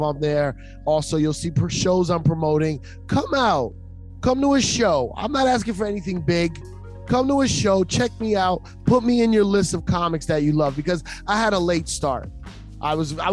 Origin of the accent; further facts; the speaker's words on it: New York City, New York, United States; as a New Yorker